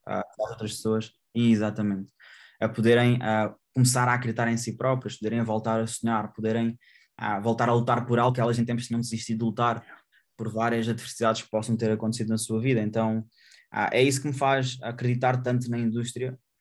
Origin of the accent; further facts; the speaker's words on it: Portugal; eu sou grato ao local onde eu nasci, ao, país onde eu resido